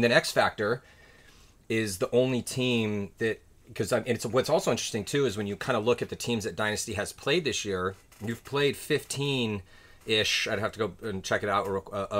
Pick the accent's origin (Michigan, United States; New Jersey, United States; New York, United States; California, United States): California, United States; San Diego; growing up where I grew up in San mm-hmm. Diego, across the canyon, USD.